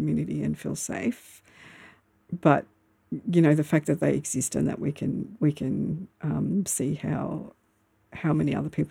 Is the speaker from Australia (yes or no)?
yes; Melbourne, Victoria, Australia; moved away as an adult; now in Myrtleford, Australia; I used to live in Melbourne. I grew up in Melbourne, in the Melbourne suburbs